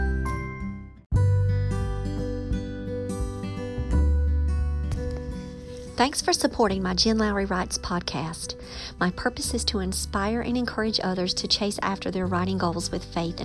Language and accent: English; Robeson County, North Carolina, United States; accent: country; I'm from Robeson County, and the more passionate I get about a subject, the more slang I can become